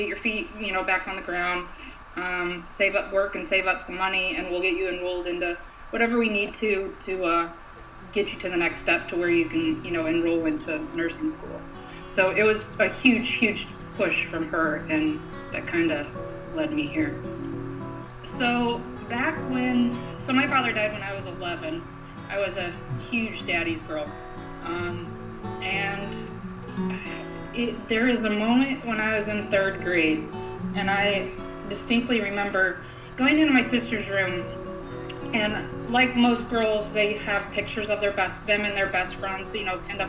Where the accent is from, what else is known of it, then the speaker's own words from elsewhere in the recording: Central Illinois, United States; moved away as an adult; now in New York City, United States; I'm originally from the Midwest, Central Illinois to be exact, of a tiny farming community, about 1,300 people